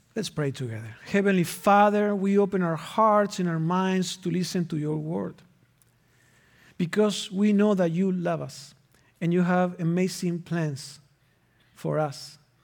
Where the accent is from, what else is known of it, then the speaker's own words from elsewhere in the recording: Argentina; moved away as an adult; now in Minnesota, United States; I am originally from Argentina, and I've been in Minnesota from two thousand and three, so it has been twenty winters.